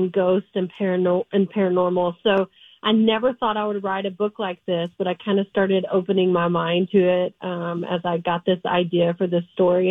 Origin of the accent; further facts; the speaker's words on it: Texas, United States; I was born and raised in Texas. So I'm a Texas gal